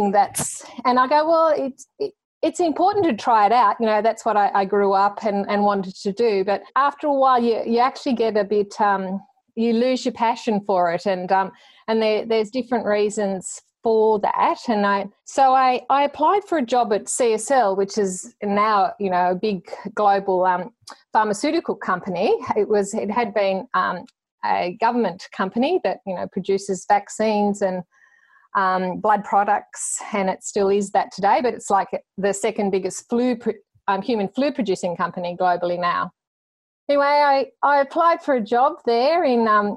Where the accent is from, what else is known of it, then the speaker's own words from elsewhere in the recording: Cowra, New South Wales, Australia; moved away as an adult; also born or lived in Tamworth / United Kingdom; the opportunity was there to come back into practice at Cowra